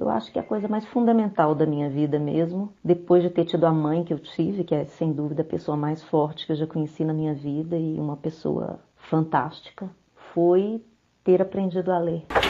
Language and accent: Portuguese; Belo Horizonte, Minas Gerais, Brazil; eu sou mineira, nascida, criada e residente em Belo Horizonte